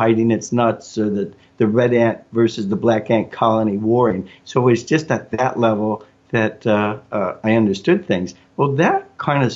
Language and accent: English; Chicago, Illinois, United States; I grew up in Chicago, at the time the second largest city in the United States